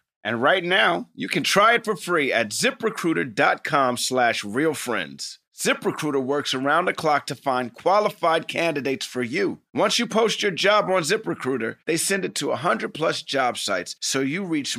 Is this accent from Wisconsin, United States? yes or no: no; New York City, New York, United States; I mean, I grew up in New York City, and I can't relate to the size of that apartment.